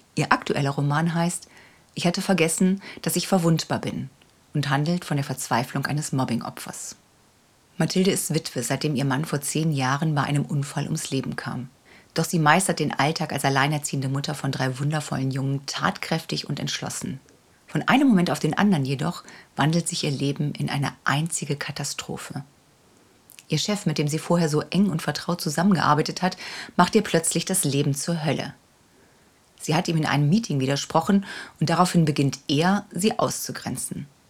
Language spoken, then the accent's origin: German; Hamburg, Germany; moved away; in meiner alten Heimat Hamburg-Ochsenwerder